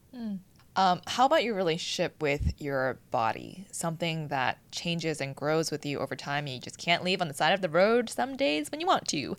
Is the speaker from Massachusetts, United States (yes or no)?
yes; Boston, Massachusetts, United States; now in Los Angeles, United States; growing up in Boston